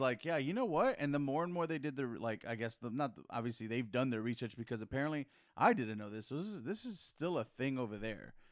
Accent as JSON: {"language": "English", "town": "San Antonio", "region": "Texas", "country": "United States", "said": "we're from San Antonio, and here in this city, technically, we're the majority"}